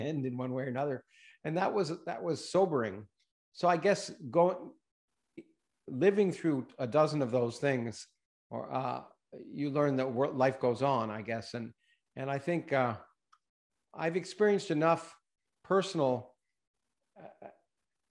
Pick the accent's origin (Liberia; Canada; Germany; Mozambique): Canada; moved away; also born or lived in United States / Australia; I didn't expect to ever move back to Canada. I've been in the States for 45 years